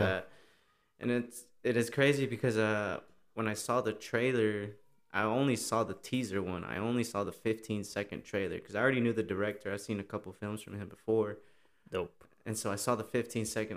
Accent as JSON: {"language": "English", "town": "Austin", "region": "Texas", "country": "United States", "tie": "born or raised there", "said": "I was born here in Austin"}